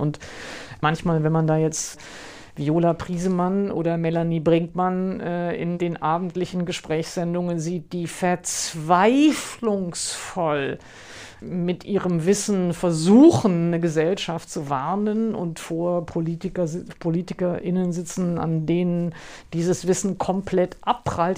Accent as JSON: {"language": "German", "area": "the West", "region": "West Germany", "country": "Germany", "tie": "born or raised there", "said": "Ich bin ja im Westen aufgewachsen"}